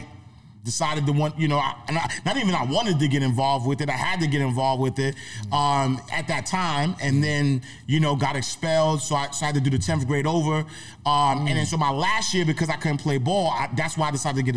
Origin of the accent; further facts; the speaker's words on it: New York City, New York, United States; I'm from Harlem, first and foremost. I got to say that because my guys back in the block, they would never forgive me. So I'm from St. Nicholas Projects, 129th Street, 8th Avenue. Grew up single parent home